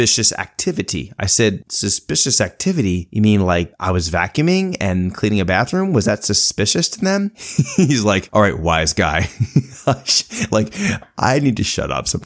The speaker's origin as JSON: {"language": "English", "area": "Philadelphia suburbs", "region": "Pennsylvania", "country": "United States", "tie": "born or raised there", "said": "growing up in the Philadelphia area, the Philadelphia suburbs"}